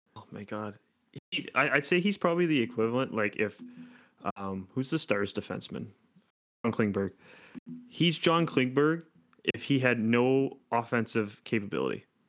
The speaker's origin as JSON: {"language": "English", "town": "Hamilton", "region": "Ontario", "country": "Canada", "tie": "born or raised there", "said": "it's in literally my hometown."}